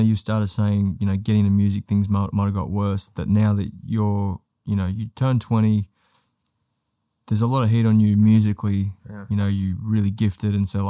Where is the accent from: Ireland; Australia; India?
Australia; Sydney, New South Wales; growing up in Maroubra, being 15, 16